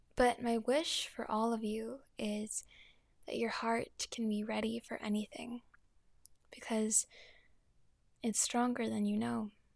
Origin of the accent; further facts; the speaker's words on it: New York City, New York, United States; I'm also from New York, so I have a lot of family in the city as well